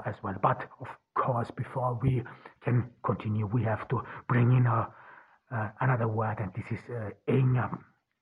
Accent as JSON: {"language": "English", "country": "Austria", "tie": "born or raised there", "moved": "yes", "lives_now": "Ordu, Turkey", "said": "I grew up in Austria."}